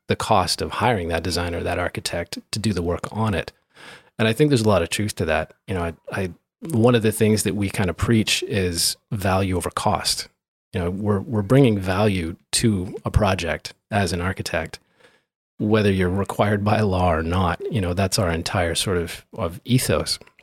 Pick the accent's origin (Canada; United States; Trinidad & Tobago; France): United States; Grand Forks, North Dakota; moved away; back home in where I grew up in Grand Forks